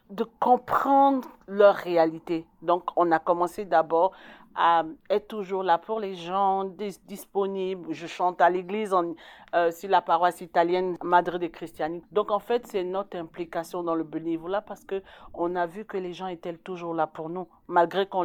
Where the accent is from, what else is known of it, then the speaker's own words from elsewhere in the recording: Côte d’Ivoire; now in Canada; je, suis la seule Ivoirienne, d'origine ivoirienne, même si je suis québécoise, canadienne aujourd'hui.